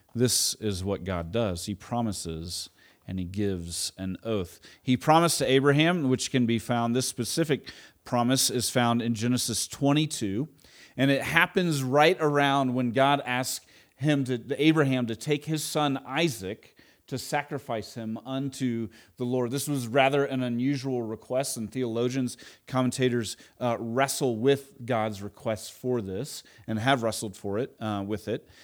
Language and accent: English; Edmond, Oklahoma, United States; also born or lived in Tulsa, Oklahoma; We moved from Edmond, Oklahoma, Oklahoma City area to Tulsa.